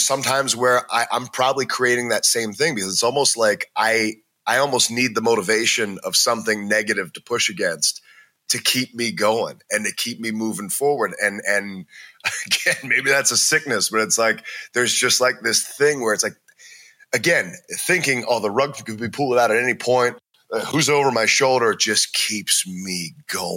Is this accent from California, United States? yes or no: no; Maryland, United States; moved away; also born or lived in Cincinnati, Ohio / Los Angeles; I'm from Maryland, but I started wrestling in Ohio